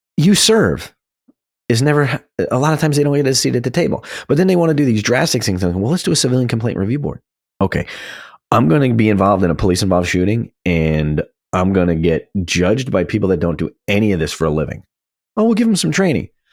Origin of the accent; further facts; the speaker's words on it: New Jersey, United States; my home state of New Jersey